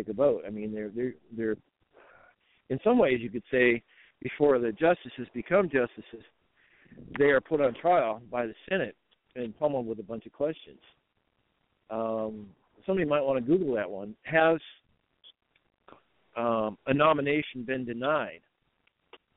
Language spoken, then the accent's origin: English; Iowa, United States; I'm from Iowa